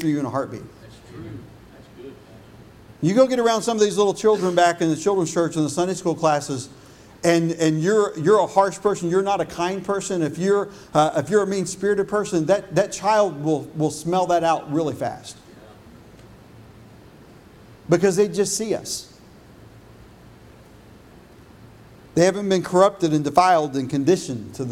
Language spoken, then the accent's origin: English; Illinois, United States; also born or lived in Texas; When I was in fifth grade and we moved from Texas to Illinois